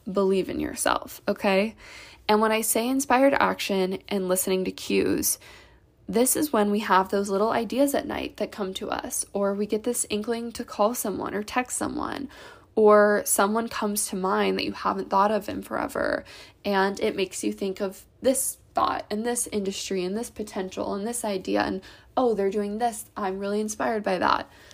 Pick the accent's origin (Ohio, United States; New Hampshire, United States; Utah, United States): Ohio, United States; I grew up in the Midwest, in Ohio